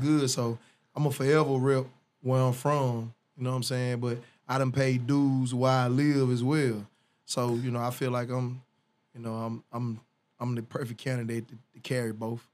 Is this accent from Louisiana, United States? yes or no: yes; Northeast Louisiana, United States; also born or lived in Ruston, Louisiana / Monroe, Louisiana / West Monroe, Louisiana; I was raised in Louisiana.